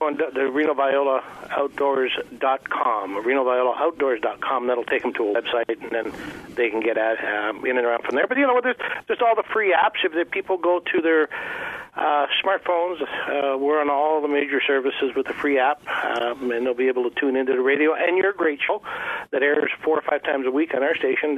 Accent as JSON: {"language": "English", "country": "Canada", "said": "a Canadian"}